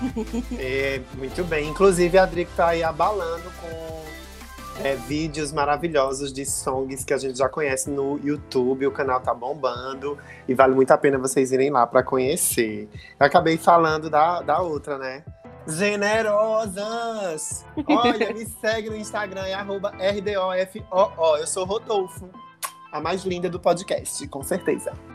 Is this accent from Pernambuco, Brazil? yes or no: yes; Pernambuco, Brazil; accent: Pernambucano; eu vou começar ele assim com um sotaque pernambucano, mas eu já alerto que no final eu vou estar com um sotaque daqui.